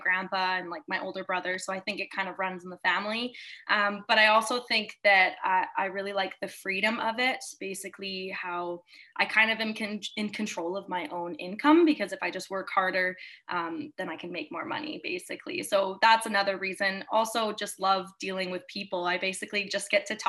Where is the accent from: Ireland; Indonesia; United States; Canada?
Canada; Kamloops, British Columbia; Yeah, I'm born and raised in Kamloops. I've been here forever